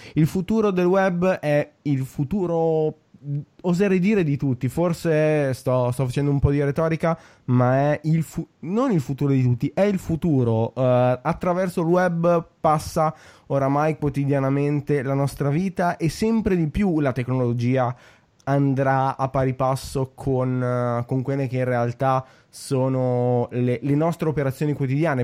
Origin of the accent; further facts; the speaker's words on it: a town 20 km from Milan, Lombardy, Italy; vivo tra Milano e il, il, mio paese natale che è a 20, a 20 km da Milano